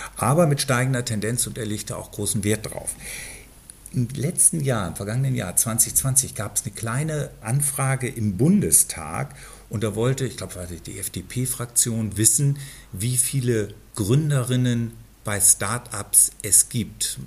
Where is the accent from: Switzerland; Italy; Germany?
Germany; Berlin; Ich komme genau aus der anderen Ecke von Berlin